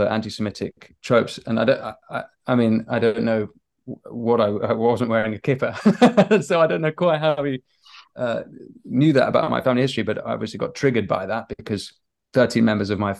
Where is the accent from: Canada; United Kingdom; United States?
United Kingdom; So I was raised Catholic, Protestant, but I'm British as well